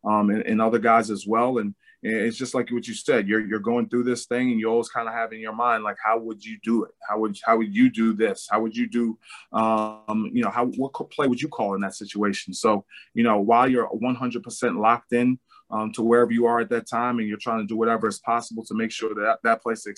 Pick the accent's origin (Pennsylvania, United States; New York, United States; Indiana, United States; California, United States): New York, United States; New York City; moved away; come back to my hometown, New York City